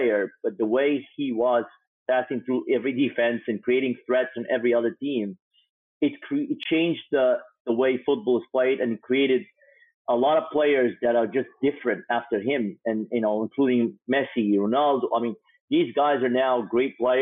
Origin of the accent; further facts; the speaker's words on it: Egypt; growing up in Egypt